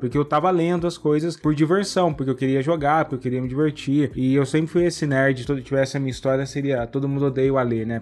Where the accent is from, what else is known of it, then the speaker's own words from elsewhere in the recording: Cruzeiro, São Paulo, Brazil; accent: caipira; eu sou do interior, né? Eu sou de Cruzeiro, aquela cidade que acaba a Revolução de 32